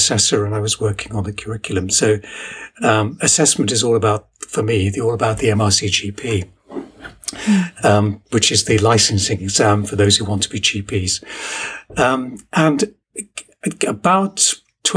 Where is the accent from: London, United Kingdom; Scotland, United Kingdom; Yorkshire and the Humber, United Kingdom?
London, United Kingdom; Ilford; moved away as an adult; also born or lived in Newcastle upon Tyne; now in Sheffield, United Kingdom; Most of my formative years were spent growing up on the east side of London, in Ilford in Essex.